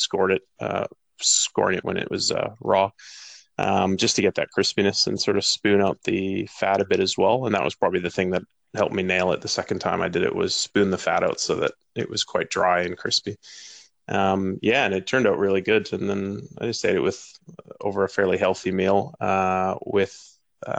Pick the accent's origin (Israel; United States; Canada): Canada; moved away; growing up in Canada